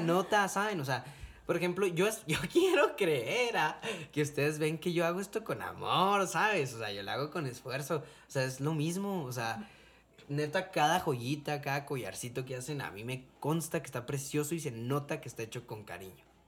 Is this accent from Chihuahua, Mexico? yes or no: yes; Cuauhtémoc, Chihuahua, Mexico; somos de, de Cuauhtémoc